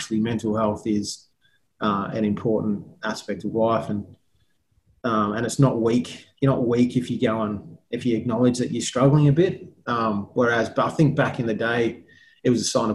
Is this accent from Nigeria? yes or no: no; England, United Kingdom; now in Australia; I was born in England